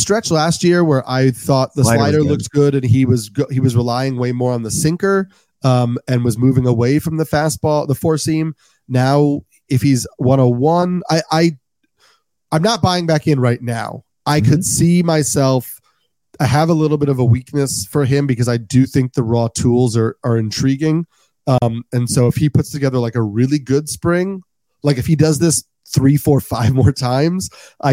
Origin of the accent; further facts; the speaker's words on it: New York, United States; I'm a New Yorker